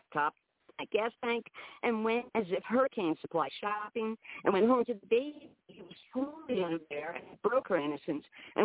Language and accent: English; New York City, New York, United States; moved away as an adult; also born or lived in Manhattan / South Florida; now in Willow, United States; I live in Willow, Alaska, but I was born in Manhattan, and I grew up in Queens till my mid-20s